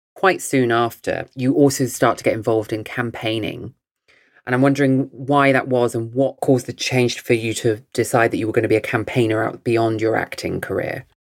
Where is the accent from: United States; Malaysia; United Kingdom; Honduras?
United Kingdom; England; in England where I grew up until 2003